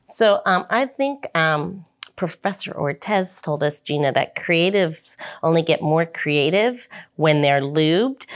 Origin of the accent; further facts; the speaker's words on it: St. Louis, Missouri, United States; growing up in Saint Louis, took, had a few stink eyes, if nothing else, 'cause we grew up in a very white neighborhood